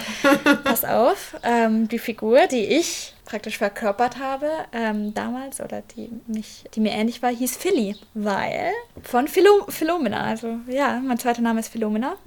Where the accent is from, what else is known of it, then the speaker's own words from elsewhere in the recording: Fürth, Bavaria, Germany; Ich komme aus Franken, aus der Nähe von mhm. Nürnberg mhm. in Fürth.